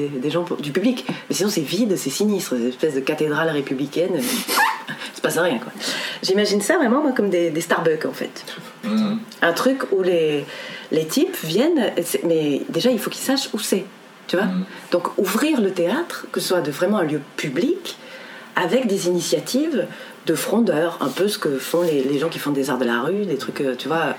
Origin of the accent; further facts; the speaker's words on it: France; en tant que français